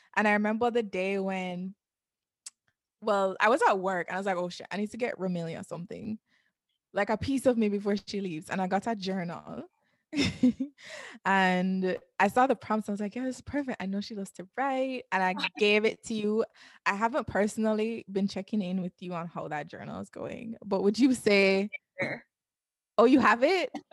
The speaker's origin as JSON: {"language": "English", "country": "Jamaica", "also_born_or_lived": "New York", "moved": "yes", "said": "I'm from Jamaica"}